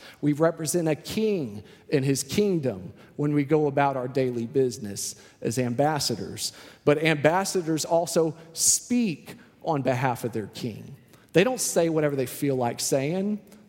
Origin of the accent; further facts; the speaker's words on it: Houston, Texas, United States; now in Austin, United States; I came from Houston, which is a completely different city. Houston, I remember there were lights everywhere, street lights, highway lights, just lights everywhere. You couldn't find a dark corner in Houston, Texas, it felt like.